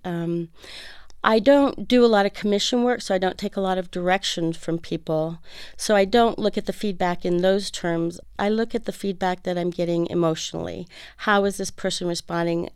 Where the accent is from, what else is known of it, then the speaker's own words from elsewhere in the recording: Fresno, California, United States; moved away as an adult; now in Arizona, United States; I grew up in Fresno, California